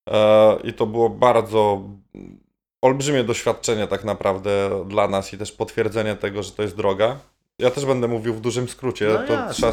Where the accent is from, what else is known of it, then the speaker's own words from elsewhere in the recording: Halinów, Masovian Voivodeship, Poland; moved away; also born or lived in Warsaw; pod miastem, w sensie w Halinowej w Sulejówku. Halinów był wtedy w zasadzie taką wioską pod miastem. Na tyle blisko Warszawy